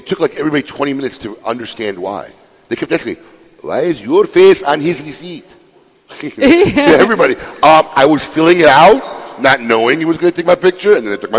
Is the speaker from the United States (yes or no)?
yes; Niles, Illinois, United States; moved away; Niles, my hometown, Niles, Illinois.